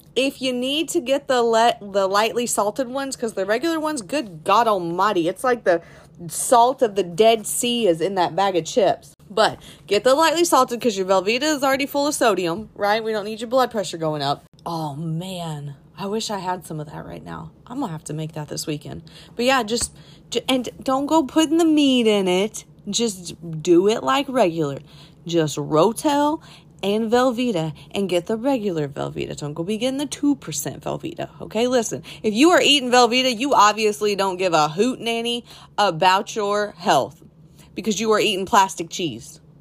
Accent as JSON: {"language": "English", "region": "Texas", "country": "United States", "tie": "born or raised there", "said": "I'm a Tex Mex person, obviously, growing up in Texas."}